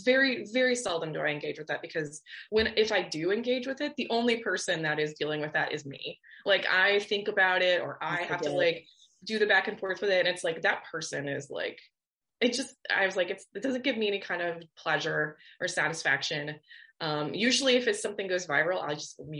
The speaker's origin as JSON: {"language": "English", "town": "Orlando", "region": "Florida", "country": "United States", "lives_now": "Miami, United States", "said": "I'm from Orlando"}